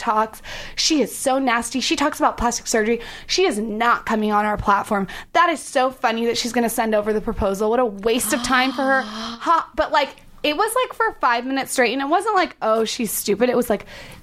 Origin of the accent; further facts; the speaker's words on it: San Diego, California, United States; I'm from San Diego